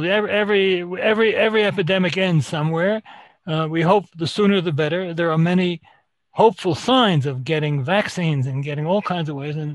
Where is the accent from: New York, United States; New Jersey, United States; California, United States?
New York, United States; New York City; moved away as an adult; now in Israel; I grew up in New York City, more or less. Went to medical school in downstate New York, trained in medicine, internal medicine, endocrinology